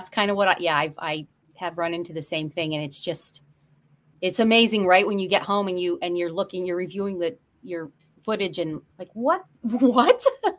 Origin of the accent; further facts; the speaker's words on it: northeastern Pennsylvania, United States; I'm from Pennsylvania too, northeastern Pennsylvania though.